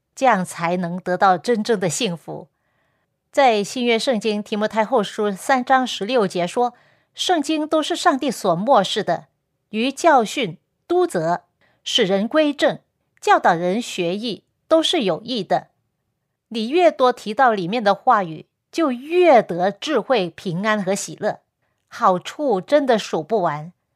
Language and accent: Chinese; Guangdong, China; 因为我是广东人